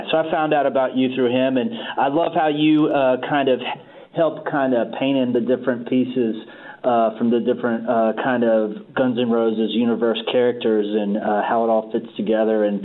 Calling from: Huntsville, Alabama, United States; Yeah, I'm calling from Huntsville, which is like 90 minutes from Muscle Shoals, where like the … and … recorded.

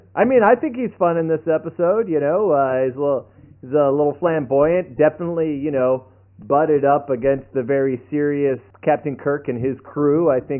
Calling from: Austin, Texas, United States; I'm calling from Austin

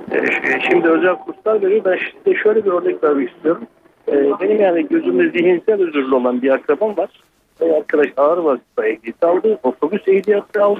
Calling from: Ankara, Turkey; ben Ankara'dan.

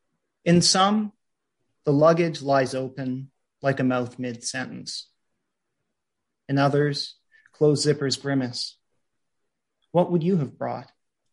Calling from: New York City, New York, United States; I'm calling in from New York City, so I want to acknowledge that where I am right now in New York is unceded ancestral land of the Lenape people

